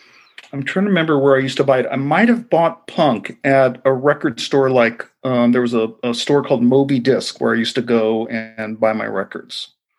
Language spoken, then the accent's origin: English; Los Angeles, California, United States; Well, I grew up in North Hollywood, California, for the most part, in Los Angeles. And I was born in Los Angeles and raised in Los Angeles.